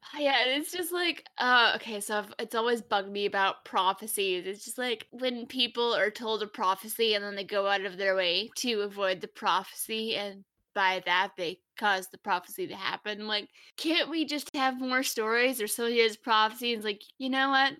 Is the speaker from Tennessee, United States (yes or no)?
yes; Tennessee, United States; now in Texas, United States; I'm glad I moved to Texas because I grew up in Tennessee